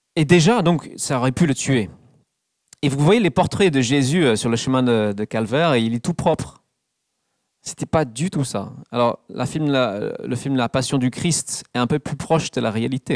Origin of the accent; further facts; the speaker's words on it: England, United Kingdom; French is a second language; moved away; dans mon pays natal, l'Angleterre